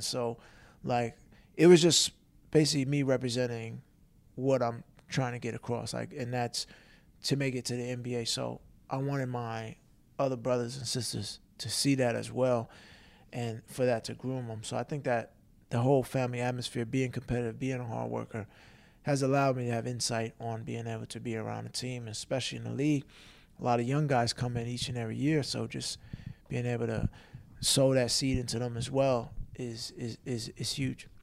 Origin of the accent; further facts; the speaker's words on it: Long Island, New York, United States; now in Philadelphia, United States; growing up in Long Island